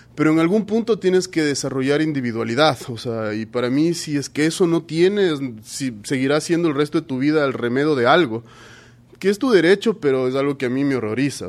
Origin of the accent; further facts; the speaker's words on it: Ecuador; como ecuatorianos